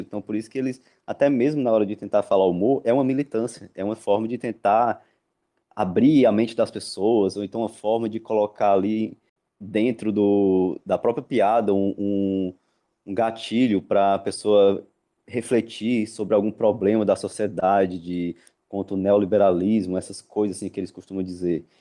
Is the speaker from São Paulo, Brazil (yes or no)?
no; Ceará, Brazil; Aqui no, no Ceará, de onde, de onde eu sou